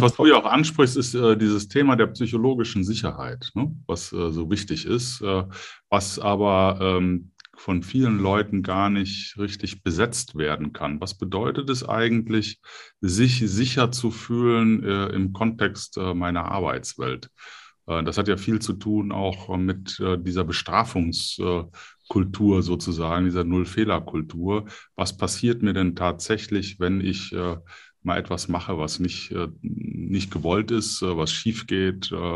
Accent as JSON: {"language": "German", "area": "Middle Franconia", "region": "Bavaria", "country": "Germany", "tie": "born or raised there", "moved": "yes", "said": "als gebürtiger Mittelfranke"}